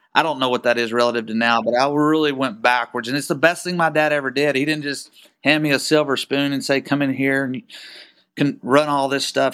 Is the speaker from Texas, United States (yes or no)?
yes; Waco, Texas, United States; I was born and raised in Waco, Texas. and, uh, still live here